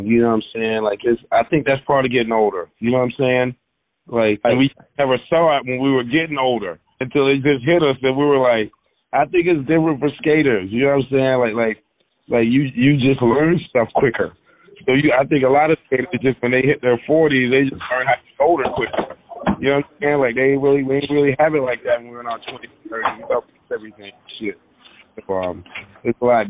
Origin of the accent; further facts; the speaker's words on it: the South, United States; I grew up in the South